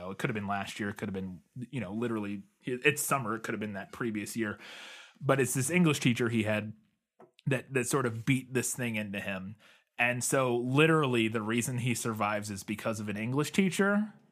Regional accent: United States; As an American

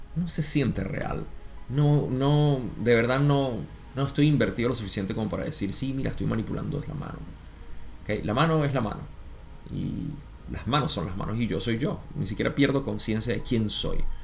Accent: Venezuela; en mi país

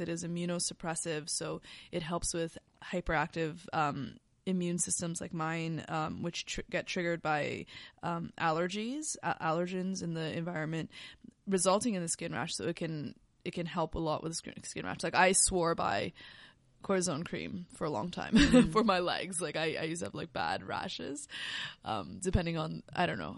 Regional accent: Canada; we're Canadian

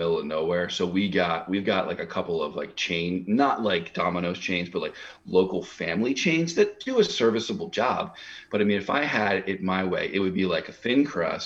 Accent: Pine Barrens, New Jersey, United States; I grew up in the Pine Barrens where the Jersey Devil is

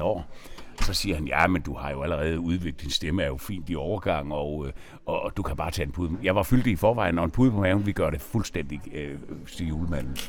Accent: Nyborg, Southern Denmark, Denmark; jeg er jo fra Nyborg

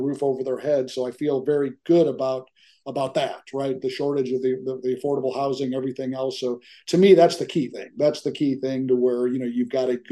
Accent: Chicago, Illinois, United States; now in Dallas, United States; I grew up in the Chicago area

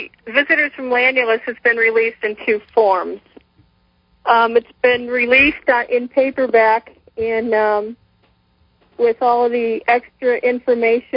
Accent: Parkersburg, West Virginia, United States; also born or lived in Cleveland; I'm from Parkersburg. I'm not from Point Pleasant

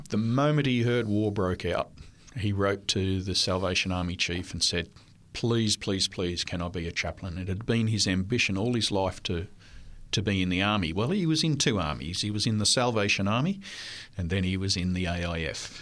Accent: Cooranbong, New South Wales, Australia; first language French; English is a second language; also born or lived in Armidale, New South Wales / Ipswich, Queensland; we moved to Avondale in Curranbong in nineteen sixty-six, and that was the rest of my school life, and then through college until I graduated

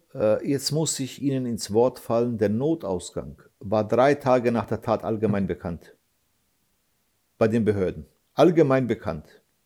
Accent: Germany; Ich bin 74 hier geboren. 74. Ich bin seit über 25 Jahren deutscher Staatsbürger

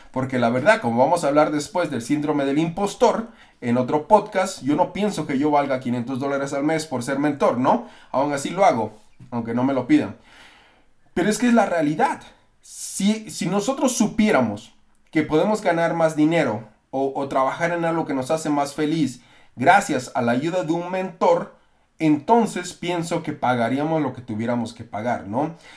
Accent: Mexico; now in United States; yo soy mexicano también

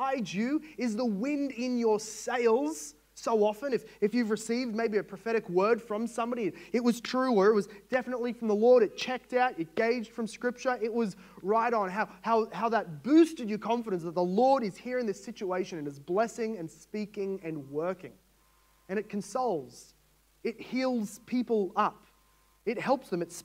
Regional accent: Australia; As an Australian

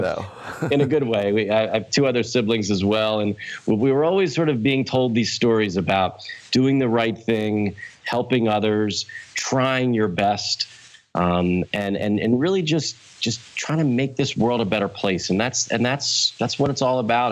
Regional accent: Wilmington, Delaware, United States; I was born in Wilmington, Delaware, uh, the first state

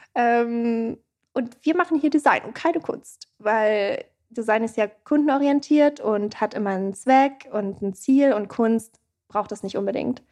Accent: Erlangen, Bavaria, Germany; now in Berlin, Germany; Ich komme aus Erlangen

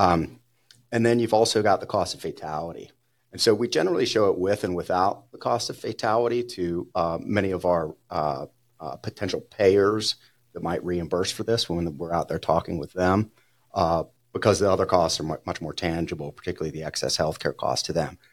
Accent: New Orleans, Louisiana, United States; now in Denver, United States; growing up in New Orleans

